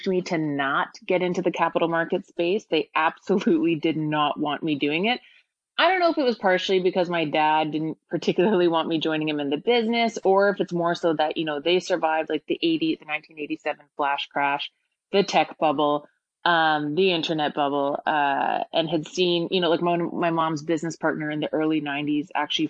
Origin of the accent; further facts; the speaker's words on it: Toronto, Ontario, Canada; born and raised in Toronto